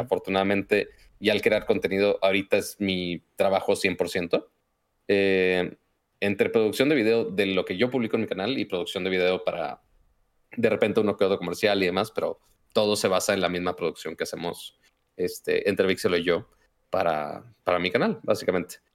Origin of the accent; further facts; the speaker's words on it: Monterrey, Nuevo León, Mexico; accent: norteño; yo soy de Monterrey, entonces es el otro tipo de norteño